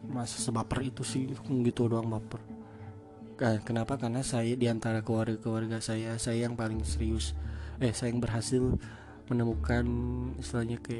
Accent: West Java, Indonesia; accent: Sundanese; oke aksen saya aksen saya Sunda tapi bahasa Sunda saya jelek

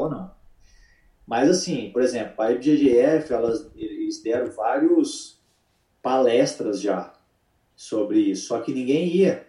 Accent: Uberlândia, Minas Gerais, Brazil; moved away as an adult; also born or lived in Atlanta; now in Charlotte, United States; eu vim de Uberlândia, Minas Gerais, né? Então, tipo assim, a minha cidade não é igual São Paulo

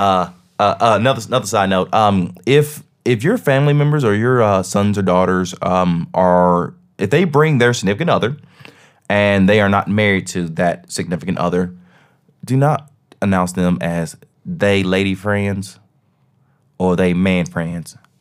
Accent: Tennessee, United States; I'm from Tennessee.

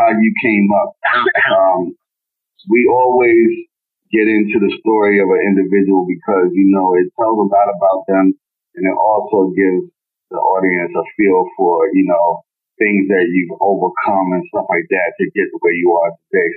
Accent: Baltimore, Maryland, United States; in Baltimore, we say be more

